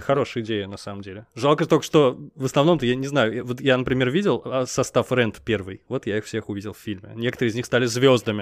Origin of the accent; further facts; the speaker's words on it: Nizhny Novgorod, Nizhny Novgorod Oblast, Russia; Я в Нижнем Новгороде рос.